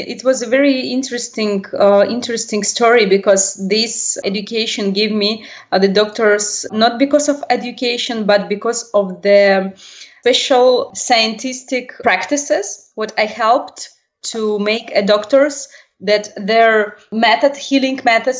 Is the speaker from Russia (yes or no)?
yes; Russia; Yes, I was born in Russian, and I was educated by usual normal parents.